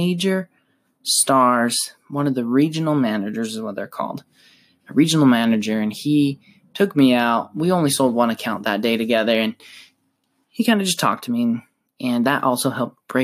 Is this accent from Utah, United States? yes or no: yes; Utah, United States; I am from Utah, originally from Utah, and I live currently in Utah